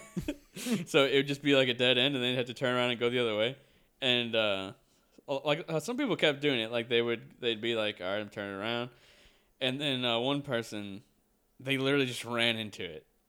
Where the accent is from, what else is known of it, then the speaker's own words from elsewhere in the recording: United States; we are from America